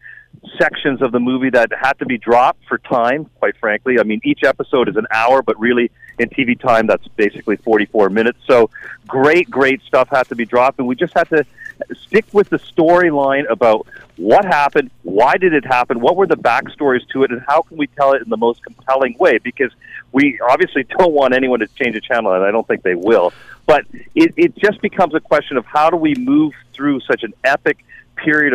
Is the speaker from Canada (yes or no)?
yes; Canada; now in Chicago, United States; I work for ABC News in Chicago, but I'm Canadian